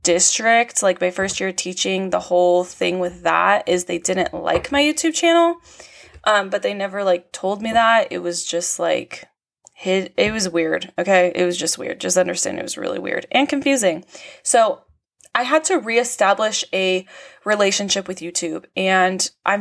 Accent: California, United States; born or raised there

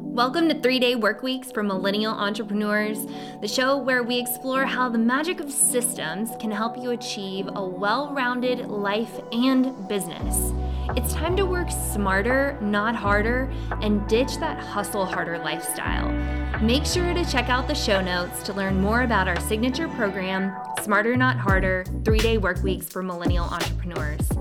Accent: Savannah, Georgia, United States; my hometown of Savannah, Georgia

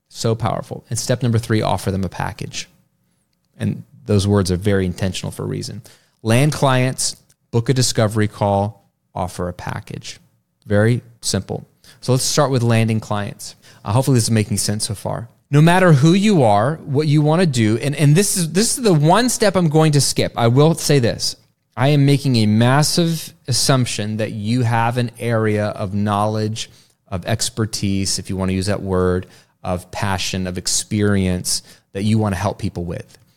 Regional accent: Virginia, United States; now in Florida, United States; I went to school after Labor Day when I grew up in Virginia, but it is different down here in Florida

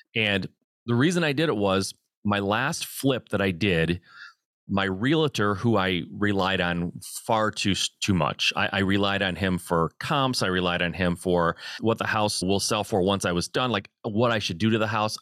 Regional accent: Michigan, United States; I'm a Midwest guy, I, I born and raised in Michigan

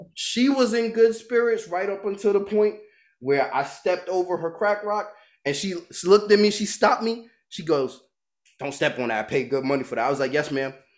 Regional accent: New York, United States; moved away; I'm from Brooklyn. My mom's from Barbados, right? Everybody with me got a Brooklyn mentality

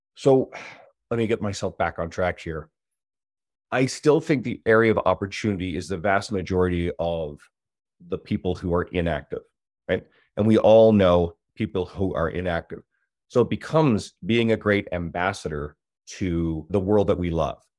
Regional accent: Newfoundland and Labrador, Canada; now in Edmonton, Canada; I'm originally from the East Coast, Newfoundland. I moved to Edmonton, Alberta

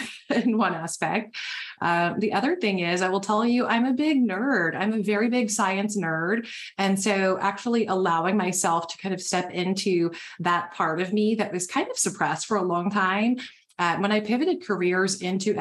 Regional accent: the South, United States; now in Nashville, United States; I was born and raised in the South

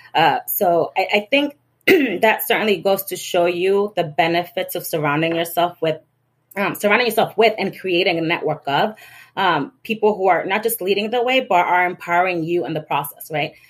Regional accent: Lawrence, Massachusetts, United States; growing up in Lawrence

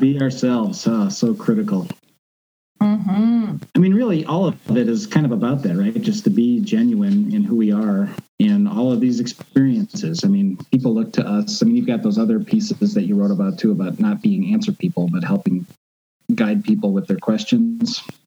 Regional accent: outside of Chicago, Illinois, United States; I grew up outside of Chicago in Illinois, where it's flat

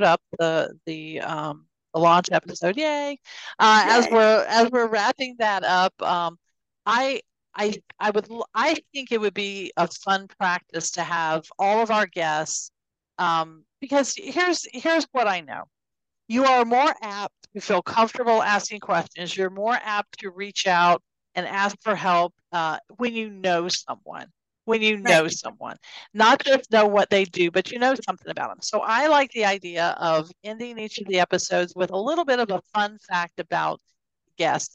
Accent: Fayetteville, North Carolina, United States; I actually was born and raised in Fayetteville, North Carolina

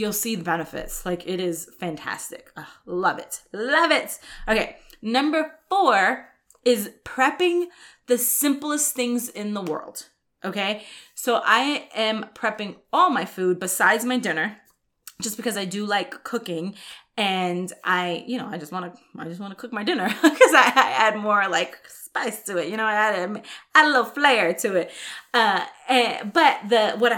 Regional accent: New York, United States; now in Texas, United States; I grew up in New York

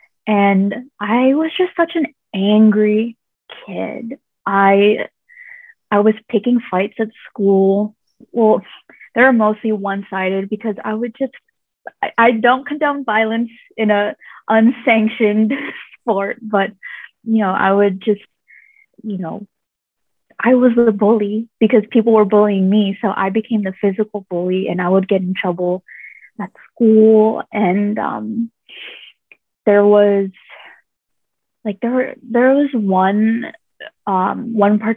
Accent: Washington, District of Columbia, United States; moved away as an adult; now in Thailand; when I was a young kid, in Washington, D.C., that's where I grew up

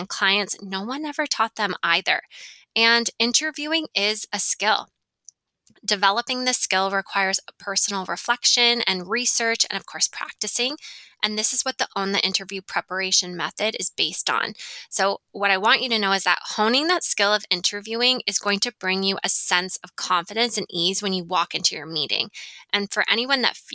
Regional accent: Ontario, Canada; now in Western Canada; I'm from Ontario. Toronto is in Ontario. So I'm from that area.

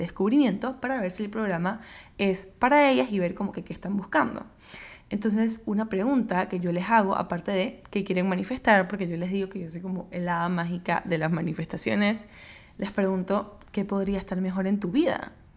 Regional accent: Panama; yo soy de Panamá, vivo en Panamá

